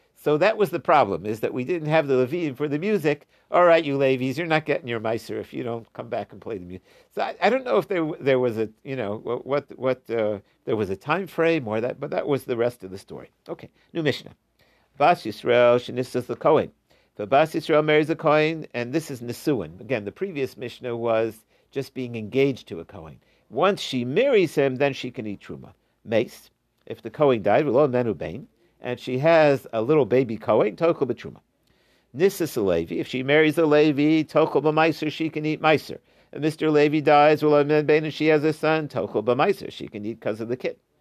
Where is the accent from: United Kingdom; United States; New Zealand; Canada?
United States; Ohio; I grew up in Ohio